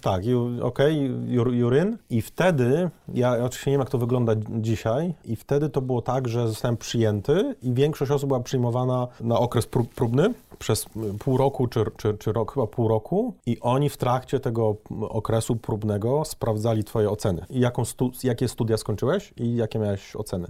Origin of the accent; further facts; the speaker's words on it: Gorzów Wielkopolski, Lubusz Voivodeship, Poland; ja pochodzę z Gorzowa Wielkopolskiego